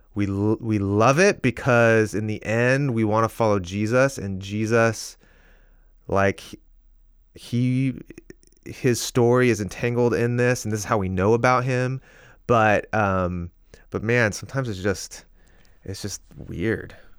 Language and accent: English; Seattle, Washington, United States; now in Portland, United States; I grew up here in the Northwest, in the uh, Seattle area, and I live in Portland now